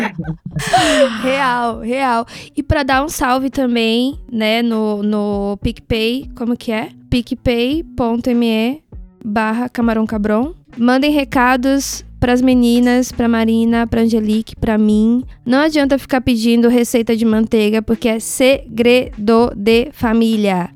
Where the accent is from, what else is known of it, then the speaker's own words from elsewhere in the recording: Salvador, Bahia, Brazil; also born or lived in Uruguay; now in São Paulo, Brazil; da minha infância lá em Salvador